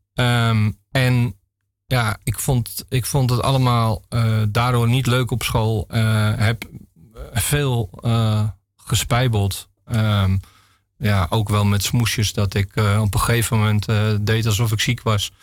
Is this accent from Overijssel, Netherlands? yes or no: no; Nieuw-Vennep, North Holland, Netherlands; ik ben geboren in Nieuw-Vennep. Dat is eh, een plaats eh, in de gemeente Haarlemmermeer.